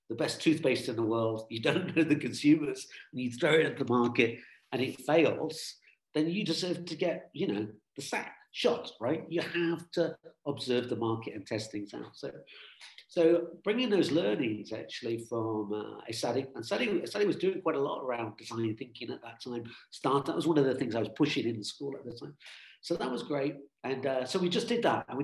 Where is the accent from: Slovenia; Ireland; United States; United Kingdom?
United Kingdom; I'm British, British Irish. We're British, got a British passport.